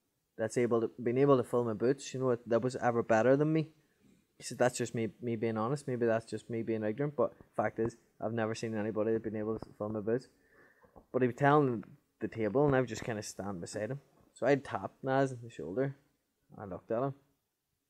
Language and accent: English; Northern Ireland, United Kingdom; I'm from Northern Ireland. Well, the north of Ireland